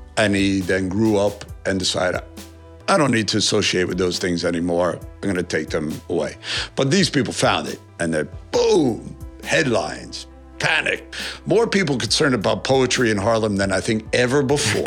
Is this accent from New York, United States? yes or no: yes; New York, United States; I'm from New York.